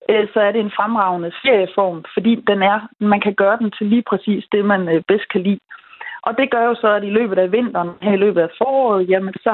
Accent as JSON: {"language": "Danish", "area": "West Jutland", "region": "Central Denmark Region", "country": "Denmark", "said": "nu er jeg jo fra Vestjylland"}